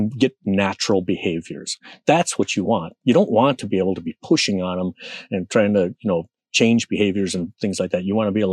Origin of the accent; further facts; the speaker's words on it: Minnesota, United States; I'm from Minnesota, you know, it's darn cold